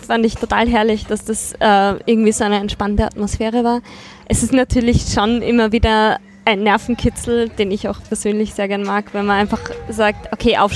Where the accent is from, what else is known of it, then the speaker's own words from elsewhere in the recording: Graz, Styria, Austria; weil ich eben auch aus Graz komme, beziehungsweise im, bei meiner Großmutter auch aufgewachsen bin in der Steiermark.